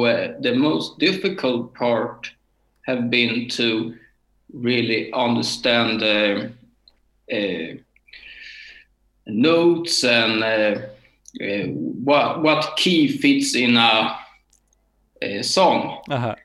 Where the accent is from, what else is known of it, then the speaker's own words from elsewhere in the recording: Örebro, Örebro County, Sweden; English is a second language; I'm from Sweden in a town called Örebro. It's between Stockholm and Gothenburg